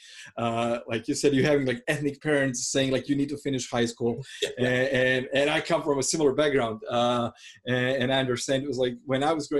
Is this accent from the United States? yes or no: no; Croatia; I come from Croatia that's like fairly poor country, and I grew up during the war